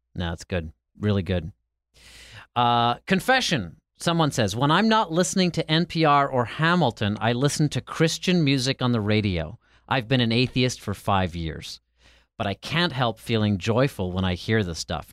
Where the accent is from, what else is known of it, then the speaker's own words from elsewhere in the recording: Ireland; now in United States; I'm from Ireland and came to America